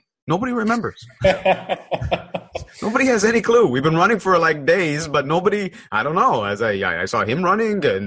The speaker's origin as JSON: {"language": "English", "country": "Canada", "said": "I'm Canadian"}